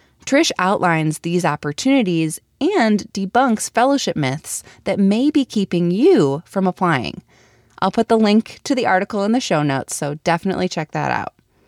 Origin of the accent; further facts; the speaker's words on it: Milwaukee, Wisconsin, United States; I'm from Milwaukee